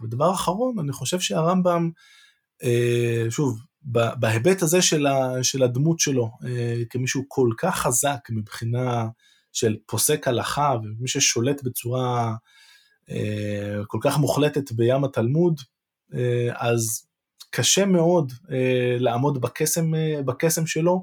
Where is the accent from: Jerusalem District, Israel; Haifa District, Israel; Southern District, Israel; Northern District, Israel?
Jerusalem District, Israel; Jerusalem; בתור ירושלמי